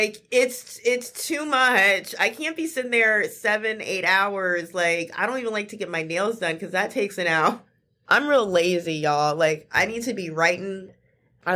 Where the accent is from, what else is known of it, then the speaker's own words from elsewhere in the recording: Memphis, Tennessee, United States; I'm from North Memphis